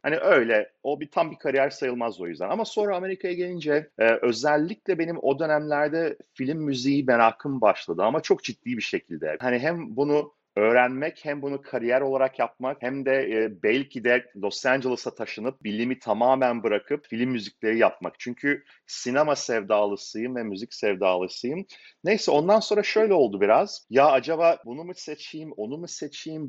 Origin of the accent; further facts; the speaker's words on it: İzmir, Turkey; moved away as an adult; now in Seattle, United States; ben İzmirliyim aslen. İzmir'den doksan beş senesinde geldik.